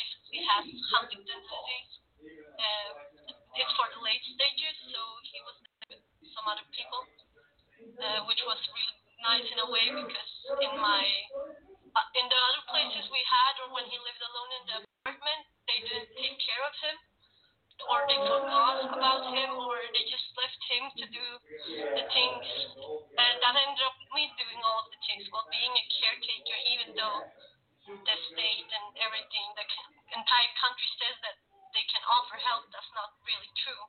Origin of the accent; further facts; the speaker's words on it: Sweden; I am originally from Sweden. I'm born and raised in Sweden